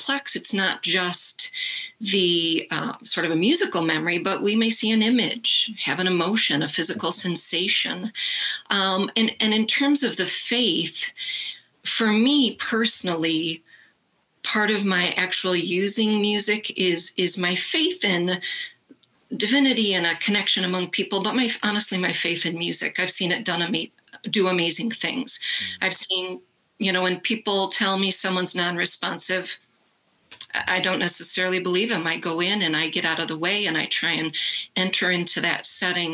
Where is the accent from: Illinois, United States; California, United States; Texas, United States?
Illinois, United States; Rockford; I grew up in Rockford, Illinois.